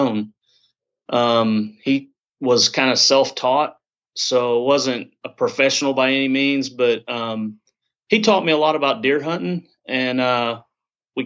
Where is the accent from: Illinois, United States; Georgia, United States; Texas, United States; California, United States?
Illinois, United States; Southern; I'm from Southern Illinois, actually straight east of St. Louis, about an hour and a half. Grew up here